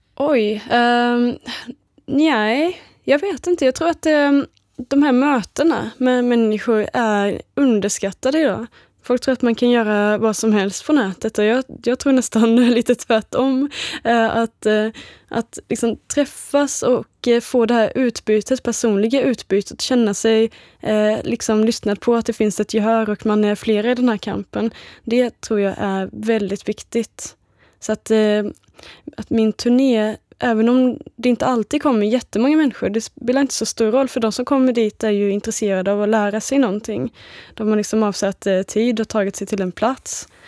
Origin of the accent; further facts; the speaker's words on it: Småland, Sweden; Jag är ju uppvuxen i Småland.